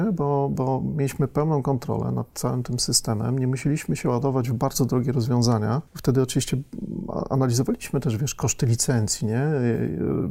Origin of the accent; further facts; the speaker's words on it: Lębork, Pomeranian Voivodeship, Poland; moved away as an adult; also born or lived in Tricity; ja pochodzę z niewielkiego stosunkowo miasteczka, z Lęborka na Pomorzu